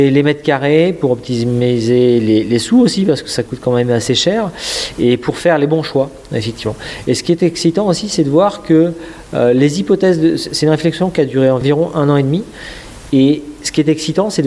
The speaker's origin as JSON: {"language": "French", "town": "Dinan", "region": "Brittany", "country": "France", "said": "Moi, je suis breton, je suis nadinan. J'ai travaillé longtemps à Paris dans l'informatique, dans l'IT, dans des sociétés de services."}